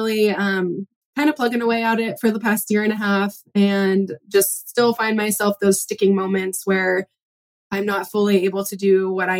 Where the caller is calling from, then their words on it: Pacific Northwest, United States; I'm calling from the Pacific Northwest. I have three kiddos.